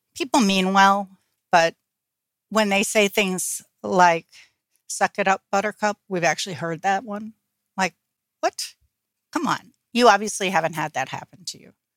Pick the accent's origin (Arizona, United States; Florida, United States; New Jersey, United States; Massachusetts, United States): New Jersey, United States; I got involved in a group here in my hometown in New Jersey